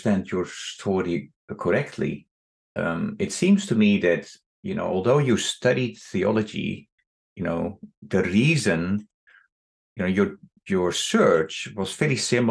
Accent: Netherlands; moved away as an adult; now in United States; I left the Netherlands 30 years ago, but I grew up in the Netherlands where you did not talk about your faith.

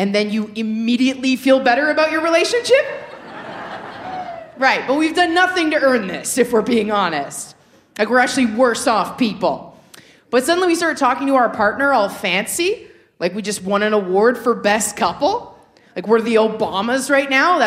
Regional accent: Toronto, Ontario, Canada; moved away; I was recently back in my hometown of Scarborough, Ontario

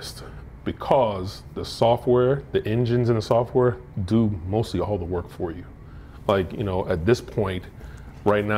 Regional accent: Florida, United States; also born or lived in Denver; now in Baltimore, United States; I'm from Florida

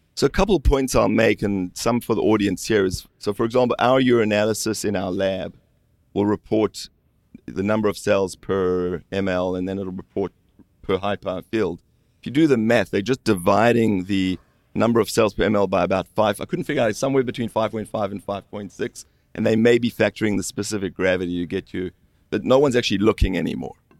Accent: South Africa; moved away; I grew up in South Africa

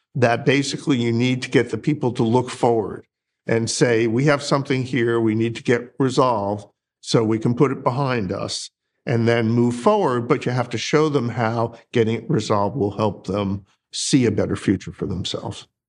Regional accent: Northeast, United States; moved away as an adult; also born or lived in Colorado; now in North Carolina, United States; I grew up in the Northeast

